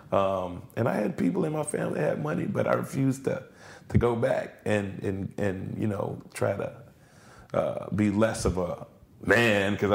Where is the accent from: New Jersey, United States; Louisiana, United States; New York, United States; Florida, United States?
Louisiana, United States; New Orleans; how I came up, you know, in New Orleans. I was born and raised in the 7th Ward